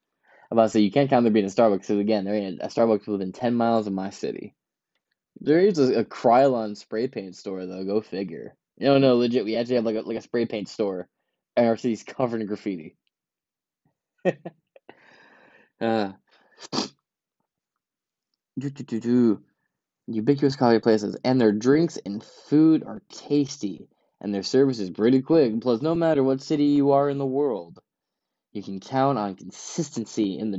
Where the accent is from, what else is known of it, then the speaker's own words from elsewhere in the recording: Ypsilanti, Michigan, United States; I'm from Ipsy